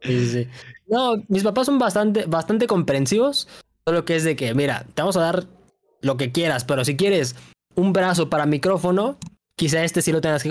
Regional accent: Mexico City, Mexico; soy de Ciudad de México. Toda mi vida he vivido aquí.

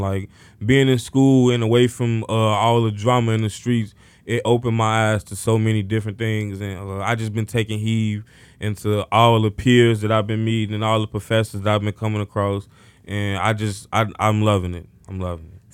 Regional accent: Chicago, Illinois, United States; I grew up in Cabrini Green housing projects located on the north side of Chicago

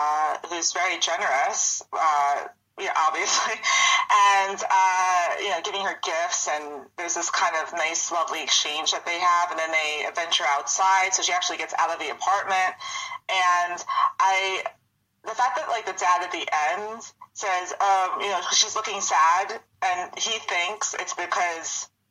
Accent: New York, United States; accent: Long Island; I'm from Long Island. I grew up on Long Island.

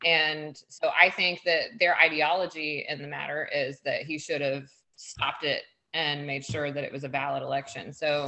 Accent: Indiana, United States; We're from Indiana.

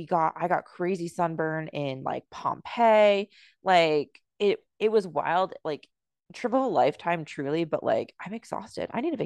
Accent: United States; I grew up in America

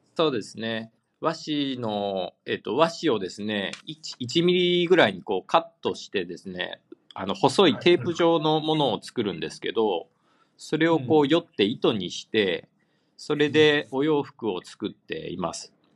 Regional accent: Amagasaki, Hyogo, Japan; moved away as an adult; now in Tokyo, Japan; 尼崎で育ちました

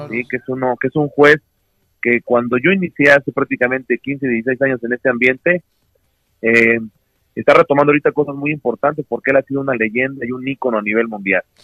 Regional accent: Puebla, Mexico; also born or lived in Oaxaca; yo soy poblano

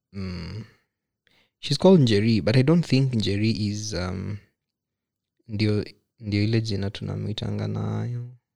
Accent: Nakuru, Nakuru County, Kenya; from my hometown, pale Nakuru

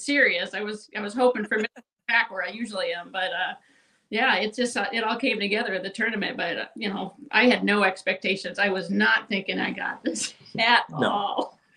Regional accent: Minnesota, United States; I grew up in Minnesota

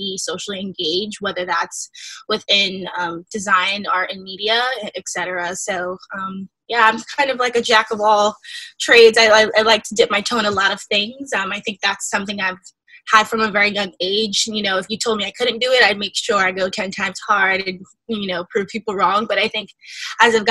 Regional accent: upstate New York suburbs, United States; I'm originally from the suburbs upstate New York. That was where I was born and raised for a little while. And then we moved to New York City

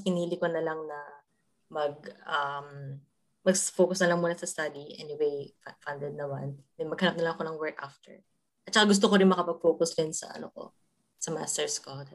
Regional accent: Ilocano, Ilocos Region, Philippines; moved away as an adult; now in Europe; as a Ilocana kasi ako

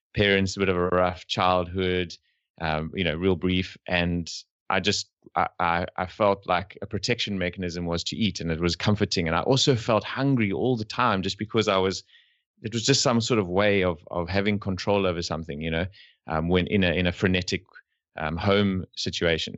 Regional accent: South Africa; We're from South Africa

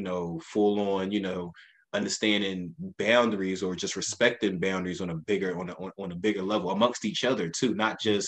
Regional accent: Philadelphia, Pennsylvania, United States; I grew up in North Philadelphia, Strawberry Mansion section of the city, 30th and Diamond

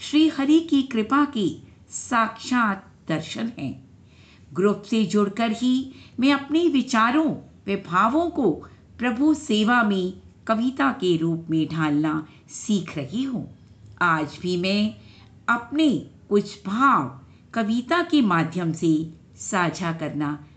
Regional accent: Delhi, India; दिल्ली से हूँ

